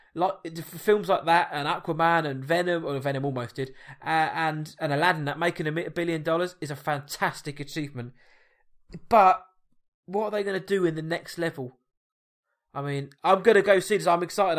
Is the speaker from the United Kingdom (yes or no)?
yes; England, United Kingdom; I Am English.